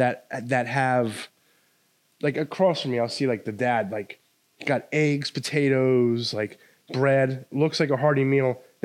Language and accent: English; Jefferson, New Jersey, United States; When I grew up in Jefferson